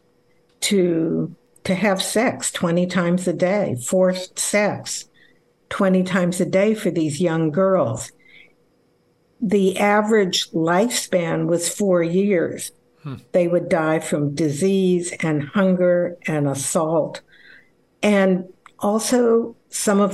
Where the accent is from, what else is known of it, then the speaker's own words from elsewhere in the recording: Los Angeles, California, United States; also born or lived in Berkeley, California / Delaware; I was born in Los Angeles. I went through the public school system